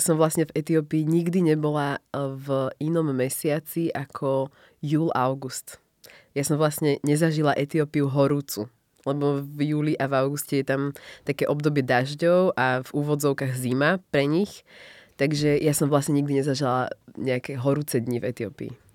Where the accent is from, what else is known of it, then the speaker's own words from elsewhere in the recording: Slovakia; my samozrejme sme vyrastali a narodili sa na Slovensku, takže my sme proste Slováci